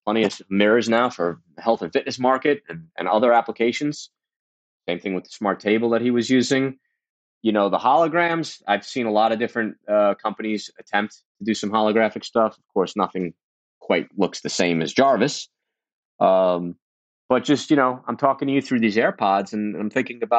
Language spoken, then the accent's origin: English; New York City, New York, United States; I grew up in Brooklyn, in Coney Island